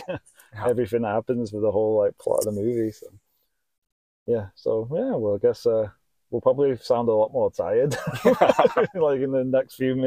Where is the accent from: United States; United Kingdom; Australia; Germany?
United Kingdom; England; moved away; I grew up in England